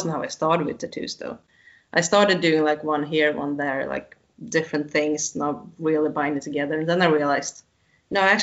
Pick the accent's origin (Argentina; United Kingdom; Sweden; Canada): Sweden; where I'm from Sweden